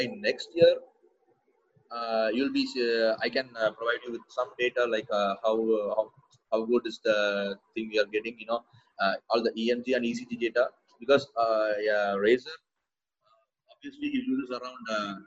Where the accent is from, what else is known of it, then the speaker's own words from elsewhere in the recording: Coimbatore, Tamil Nadu, India; my hometown is Coimbatore. It's a town, it's a small town in southern India.